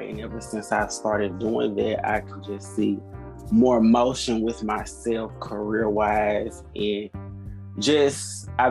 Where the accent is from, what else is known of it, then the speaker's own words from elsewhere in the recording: Nashville, Tennessee, United States; I'm from Nashville, Tennessee